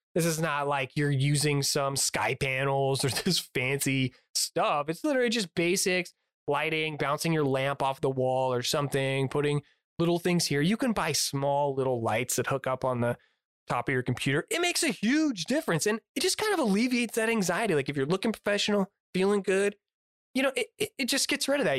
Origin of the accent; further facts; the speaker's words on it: United States; I'm an American through and through